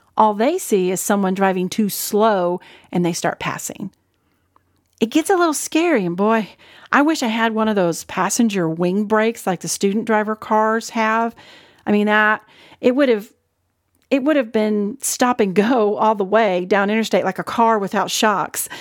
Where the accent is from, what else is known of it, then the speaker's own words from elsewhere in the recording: Ohio, United States; moved away as an adult; also born or lived in Arkansas; I was born and raised in Ohio and then moved with my family to Arkansas when I was barely out of high school